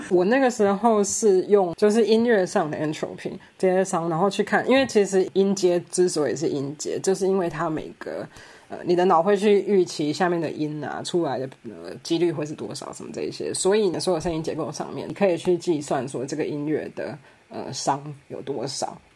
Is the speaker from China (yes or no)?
no; Taiwan; moved away as an adult; also born or lived in Cambridge, United Kingdom; 我其实小的时候在台湾